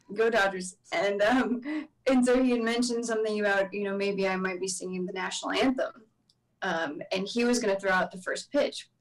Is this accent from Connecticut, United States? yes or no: no; Texas, United States; growing up in Texas